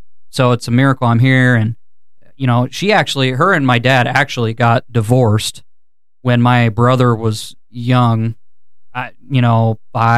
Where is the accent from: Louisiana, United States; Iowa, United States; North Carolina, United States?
Iowa, United States; Des Moines; I was born in Des Moines, Iowa. I was born in 1991. It makes me 32. And I grew up in Des Moines.